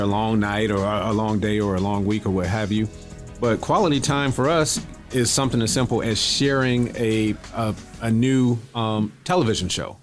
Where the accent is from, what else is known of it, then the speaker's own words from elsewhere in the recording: Akron, Ohio, United States; moved away as an adult; now in Houston, United States; I'm originally from Akron, Ohio